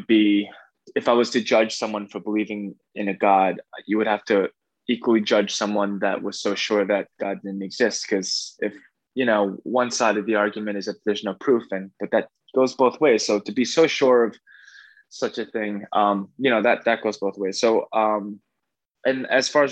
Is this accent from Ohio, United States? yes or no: no; New Jersey, United States; also born or lived in Bronx, New York; So I'm a Jersey kid